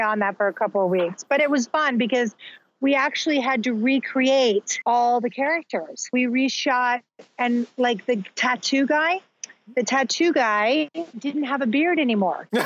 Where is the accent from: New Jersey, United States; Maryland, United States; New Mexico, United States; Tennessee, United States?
New Mexico, United States; Albuquerque; moved away as an adult; also born or lived in Southern California; I was born and raised in Albuquerque, New Mexico